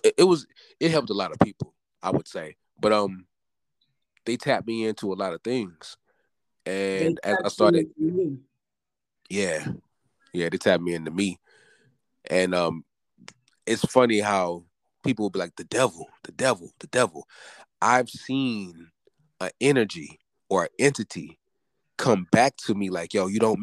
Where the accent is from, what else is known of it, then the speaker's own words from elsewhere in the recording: the South, United States; I'm from the South.